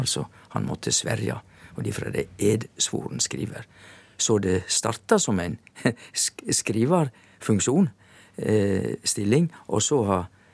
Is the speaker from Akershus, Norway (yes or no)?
no; Indre Sogn, Vestland, Norway; på vestsida så kommer du til Indre Sogn, og der er jeg ifra